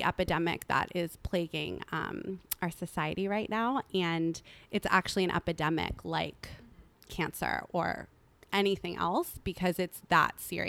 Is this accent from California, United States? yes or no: yes; Malibu, California, United States; I grew up in Malibu, which, you know, on the surface it is a very affluent, beautiful community